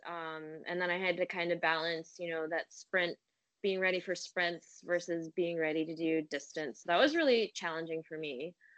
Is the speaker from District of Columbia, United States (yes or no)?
no; Philadelphia, Pennsylvania, United States; moved away as an adult; also born or lived in China; now in New York City, United States; I grew up in Philly.